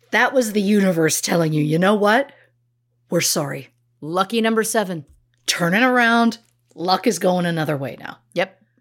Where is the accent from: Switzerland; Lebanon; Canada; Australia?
Canada; moved away; We're Canadian.